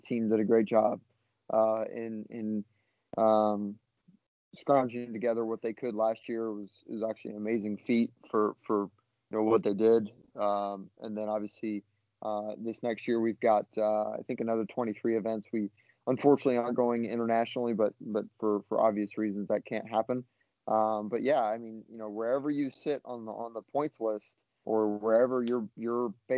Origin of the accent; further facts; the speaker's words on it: Oahu, Hawaii, United States; moved away; I grew up on Oahu, so you know, in Hawaii.